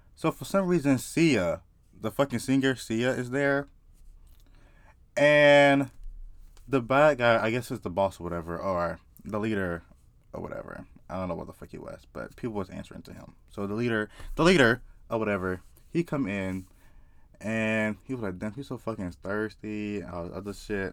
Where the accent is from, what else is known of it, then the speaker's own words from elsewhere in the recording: South Carolina, United States; I just grew up in the South. Like, I'm from South Carolina.